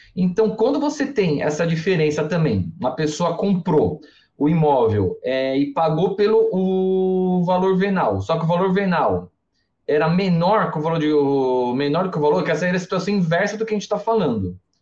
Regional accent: Mooca, São Paulo, Brazil; É dois canal mesmo que eu sou da Moca. Moca fala dois canal, não fala dois canais

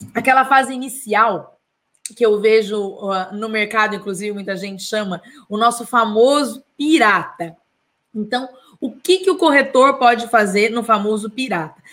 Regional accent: Taubaté, São Paulo, Brazil; da minha cidade natal

